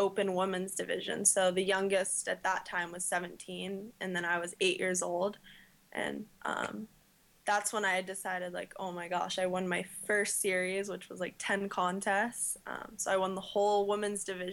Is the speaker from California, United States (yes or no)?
yes; La Jolla, California, United States; I grew up in La Jolla, California